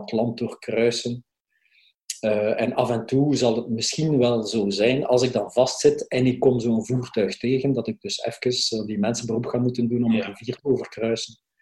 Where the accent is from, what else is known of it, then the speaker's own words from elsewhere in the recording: Belgium; we als Belgen